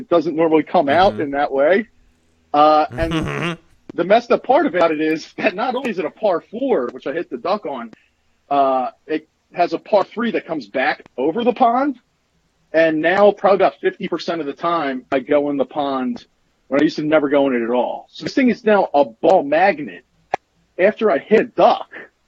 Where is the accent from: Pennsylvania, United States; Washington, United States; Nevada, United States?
Pennsylvania, United States